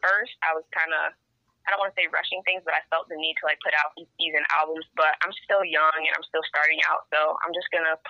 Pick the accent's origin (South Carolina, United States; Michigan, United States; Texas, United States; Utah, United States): Michigan, United States; Pontiac; I'm from Pontiac, Michigan